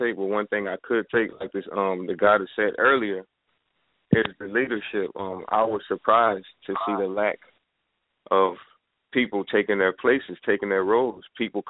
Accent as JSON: {"language": "English", "region": "Florida", "country": "United States", "said": "I'm from South Florida. You know what I'm saying? I'm 24 years old. Just turned 24 this year."}